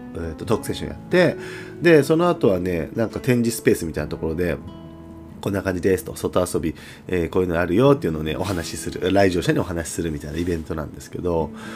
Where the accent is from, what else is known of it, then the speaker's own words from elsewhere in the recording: Aira, Kagoshima, Japan; moved away as an adult; also born or lived in Kumamoto / Saga; now in Tosu, Japan; 鹿児島で生まれて育って、高校生まで鹿児島にいて